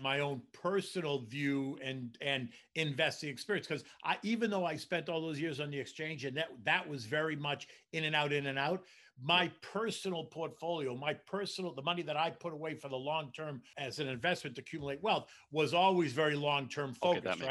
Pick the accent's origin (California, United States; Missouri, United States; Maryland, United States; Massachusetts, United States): Massachusetts, United States; Boston; moved away as an adult; also born or lived in Washington, D.C. / New York City; I grew up in Boston